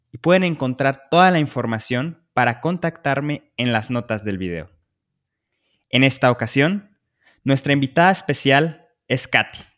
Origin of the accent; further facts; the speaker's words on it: Guadalajara, Jalisco, Mexico; de Guadalajara, México